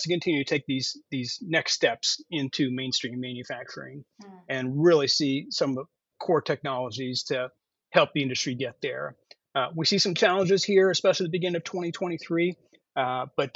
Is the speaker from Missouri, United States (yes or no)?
no; Chicago, Illinois, United States; accent: Chicago American; my American, my Chicago American accent